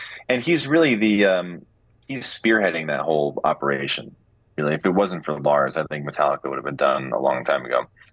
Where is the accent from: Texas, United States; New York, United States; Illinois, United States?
Illinois, United States; Chicago; also born or lived in Lincolnshire, Illinois; now in Los Angeles, United States; I went to school and grew up in Chicago. And where I grew up and went to high school, Stevenson High School